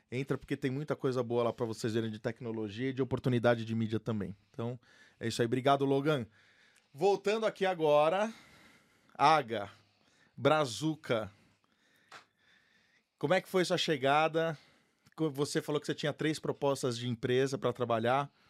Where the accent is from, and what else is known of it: São Paulo, Brazil; born or raised there